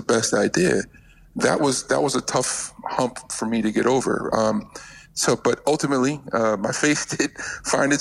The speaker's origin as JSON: {"language": "English", "region": "Connecticut", "country": "United States", "tie": "born or raised there", "moved": "as an adult", "lives_now": "West Virginia, United States", "said": "I'm originally from Connecticut. That was where I was born and raised."}